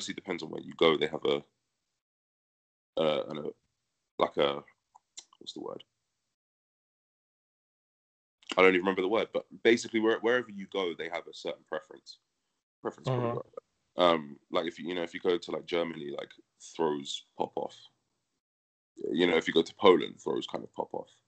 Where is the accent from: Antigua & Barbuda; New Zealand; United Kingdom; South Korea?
United Kingdom; London; moved away as an adult; also born or lived in United States; where I grew up training in Northwest London is where I'm training currently